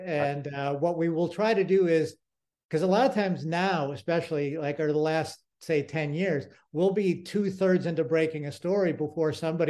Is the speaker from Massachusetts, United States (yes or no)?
yes; Massachusetts, United States; the neighborhood I grew up in Massachusetts